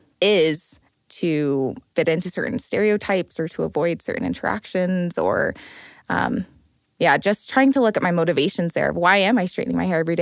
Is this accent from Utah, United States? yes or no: yes; Utah, United States; growing up in Utah, I'm adopted as well